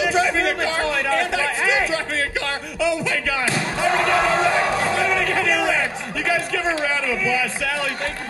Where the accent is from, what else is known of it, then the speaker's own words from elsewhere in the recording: South Carolina, United States; Reminding my childhood. Growing up in South Carolina.